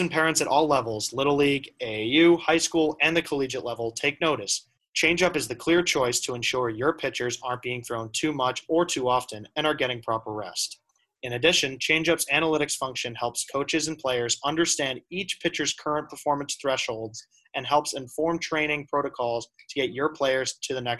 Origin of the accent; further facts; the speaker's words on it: Hingham, Massachusetts, United States; I'm from Hingham